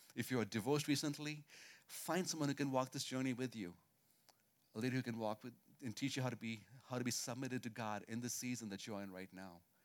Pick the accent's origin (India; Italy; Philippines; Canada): India; moved away; I grew up in India most of my life